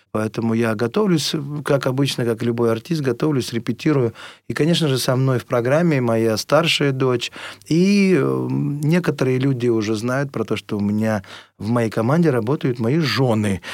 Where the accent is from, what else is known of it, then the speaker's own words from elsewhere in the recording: Russia; все время хотелось вернуться сюда, в нашу страну